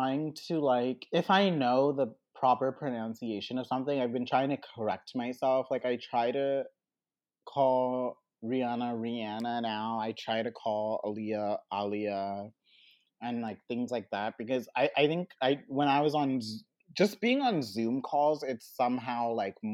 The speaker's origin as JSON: {"language": "English", "country": "Botswana", "tie": "born or raised there", "moved": "yes", "said": "I grew up in Botswana"}